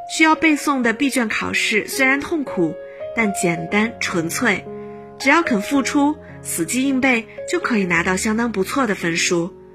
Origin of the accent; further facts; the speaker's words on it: Huzhou, Zhejiang, China; moved away as an adult; now in Nanjing, China; 来自浙江湖州。我在南京大学，距离我的家乡二百一十三公里